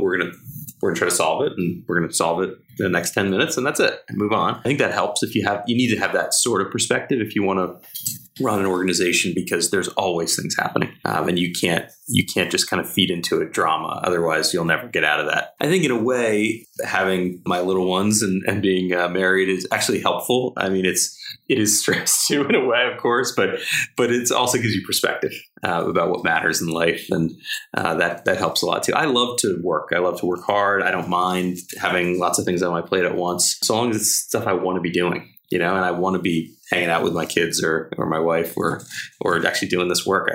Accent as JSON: {"language": "English", "region": "New Jersey", "country": "United States", "tie": "born or raised there", "said": "New Jersey, which is my home state"}